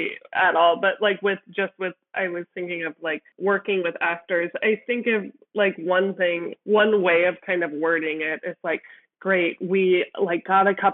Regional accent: Midwest, United States; I come from the Midwest

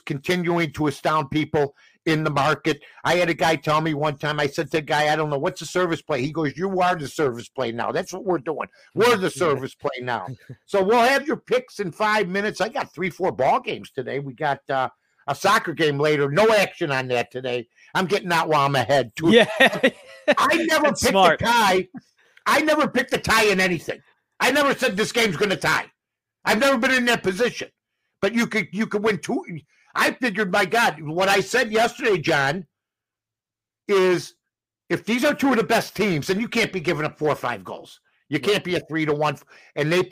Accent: Chicago, Illinois, United States; Wrigley Field, I'll just give you my hometown

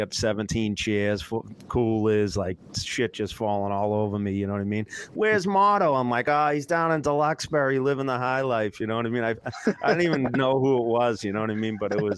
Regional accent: Canada; especially being a Canadian, I think that Canada is just in such a difficult spot with that pick

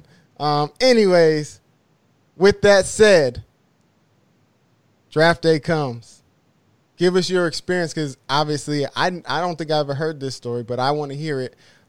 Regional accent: San Diego, California, United States; I grew up in Sara Mesa, which, if you don't really know San Diego, Sara Mesa is like the community right above the Qualcomm Stadium where the Chargers play.

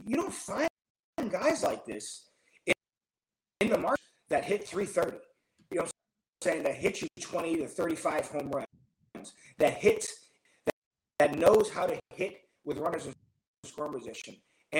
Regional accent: Chicago, Illinois, United States; now in Los Angeles, United States; I'm a guy from Chicago.

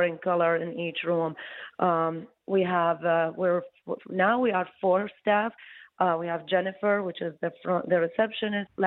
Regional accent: Iraq; moved away as an adult; also born or lived in Baghdad, Iraq / New York, United States / New Jersey, United States; now in Detroit, United States; I came from Iraq

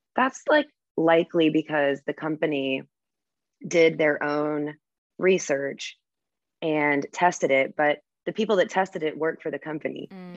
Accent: United States; moved away as an adult; also born or lived in Virgin Islands / Cayman Islands; as an American

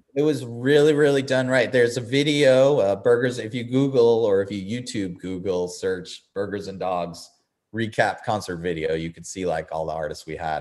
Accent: Eastern Long Island, New York, United States; now in Nashville, United States; growing up on Eastern Long Island

